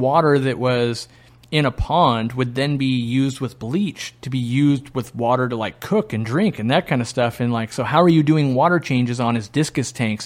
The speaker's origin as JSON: {"language": "English", "country": "United States", "said": "as an American"}